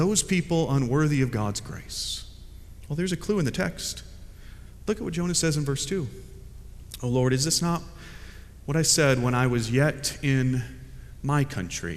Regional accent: United States; now in Fuquay-Varina, United States; I'm an American

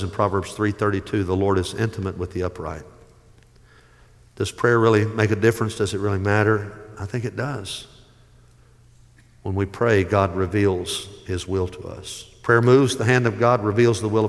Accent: Dyersburg, Tennessee, United States; I grew up in Dyersburg, Tennessee

